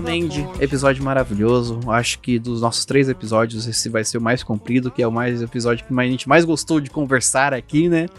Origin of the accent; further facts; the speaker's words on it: Brazil; como somos brasileiros